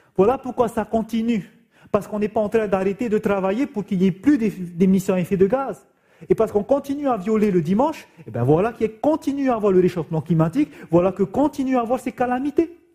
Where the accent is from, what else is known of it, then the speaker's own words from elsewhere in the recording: Raiatea, Leeward Islands, French Polynesia; chez nous, à Réatea, dans cette île de la Polynésie française, il y avait même des enfants, nos élèves